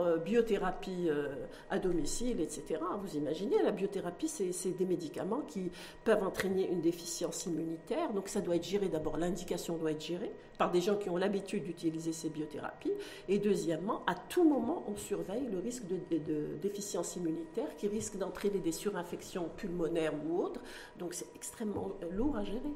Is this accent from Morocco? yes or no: yes; Morocco; chez nous au Maroc